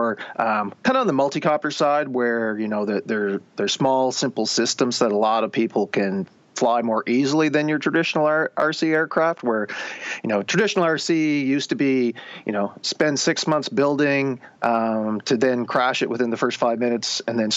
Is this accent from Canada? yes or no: yes; rural Nova Scotia, Canada; also born or lived in Alberta; now in Halifax, Canada; I had grown up in rural Nova Scotia